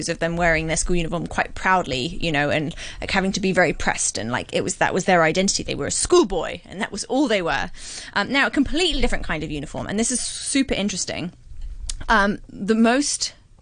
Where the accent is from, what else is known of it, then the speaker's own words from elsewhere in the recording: Hong Kong; I was brought up in Hong Kong.